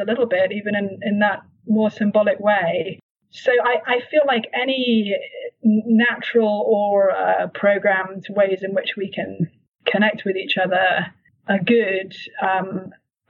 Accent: United Kingdom; moved away as an adult; now in Cambridge, Massachusetts, United States; I grew up in that tradition in the UK, and then in the US, we attend a Baptist church.

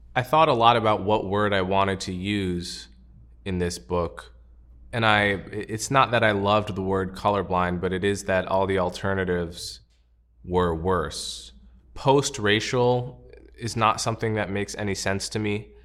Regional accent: United States; As an American

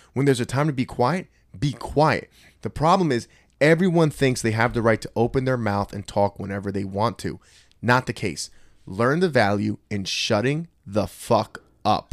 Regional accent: Trenton, New Jersey, United States; I grew up in Trenton, too.

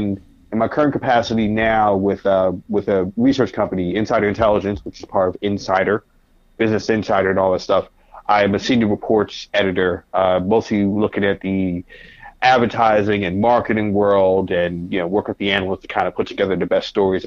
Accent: New York City, New York, United States; also born or lived in Bronx; I'm from Harlem by way of the Bronx

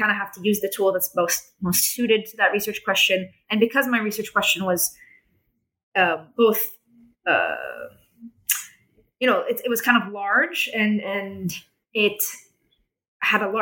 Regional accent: Jerusalem, Jerusalem District, Israel; they had this assumption that you know I'm I'm you know I'm from Jerusalem I'm I'm I'm part of their society

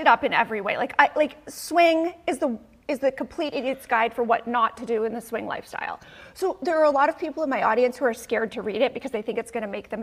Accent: Canada; now in United States; I'm Canadian

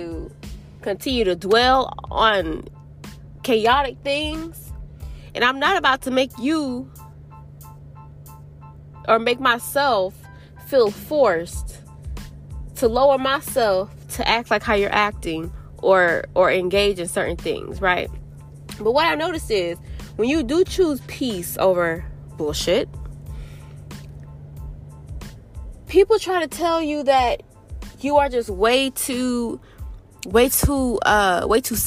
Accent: Florida, United States; now in North Carolina, United States; I came to Florida, which I am originally born and raised in Florida, but I will never move back here

